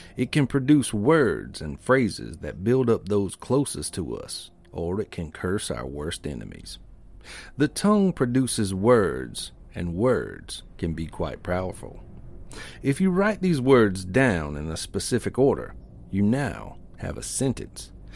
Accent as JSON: {"language": "English", "town": "Springfield", "region": "South Carolina", "country": "United States", "tie": "born or raised there"}